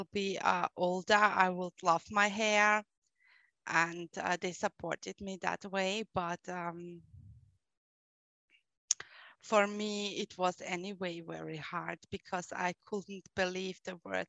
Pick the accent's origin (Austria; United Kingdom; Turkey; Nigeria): Austria; Vienna; accent: German; English is a second language; I was born in Vienna and grew up there